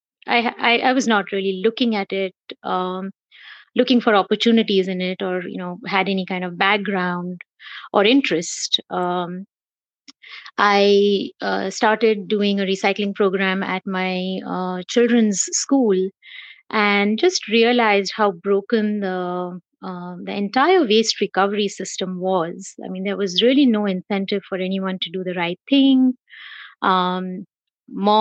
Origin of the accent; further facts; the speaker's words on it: Mumbai, Maharashtra, India; moved away as an adult; also born or lived in South Bend, Indiana; now in San Diego, United States; I am born and raised in Mumbai, India. I'm a Mumbaiite, a hardcore Mumbaiite.